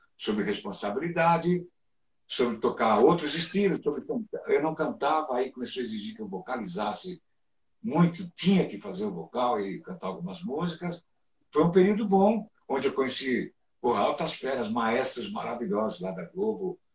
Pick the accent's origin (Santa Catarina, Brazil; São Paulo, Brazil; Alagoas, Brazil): São Paulo, Brazil; nessa minha infância, tinha muito uma coisa de retirantes, né? Então a gente vinha lá da Zona Leste para Santo Amaro